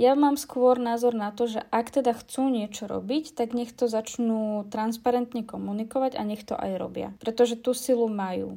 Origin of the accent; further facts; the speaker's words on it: Kysuce, Žilina Region, Slovakia; keď ja som bola dieťa ešte, tak uh, my sme, lebo som z Kisec, tak tam sme mali, volalo sa to hrabáreň